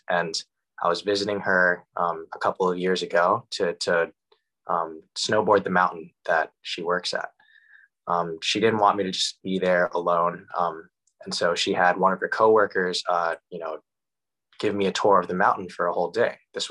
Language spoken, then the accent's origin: English; Chatham, New Jersey, United States; Korean American. My parents came here in the mid 70s. My home for me would be Chatham, New Jersey